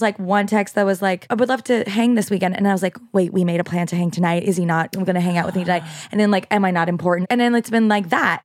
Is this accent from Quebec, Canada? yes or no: yes; Quebec, Canada; first language French; English is a second language; moved away; French is my first language